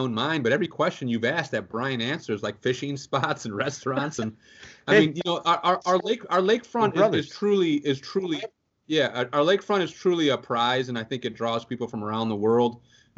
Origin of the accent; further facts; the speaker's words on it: Chicago, Illinois, United States; also born or lived in Forest Park; growing up in Chicago and living here